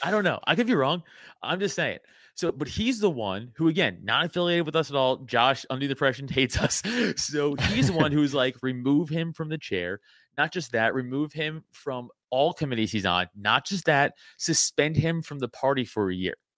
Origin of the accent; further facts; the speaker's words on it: New York City, New York, United States; I'm from Staten Island. We grew up a different way